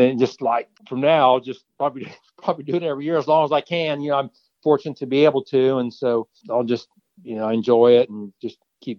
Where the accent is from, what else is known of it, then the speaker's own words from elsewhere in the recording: Kansas, United States; I'm from Kansas.